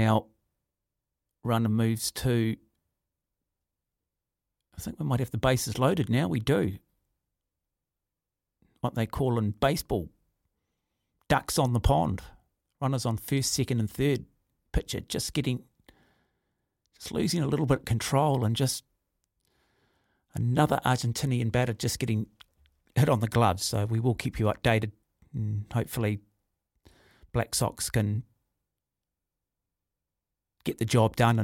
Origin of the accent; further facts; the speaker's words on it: Auckland, New Zealand; I grew up in Mount Albert